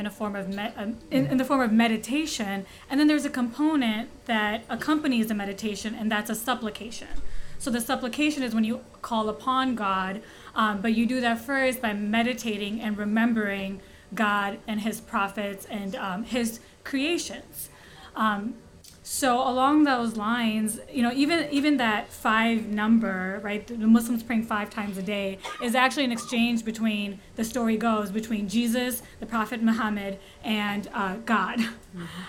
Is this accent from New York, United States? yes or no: no; Skokie, Illinois, United States; now in Indianapolis, United States; I grew up in Skokie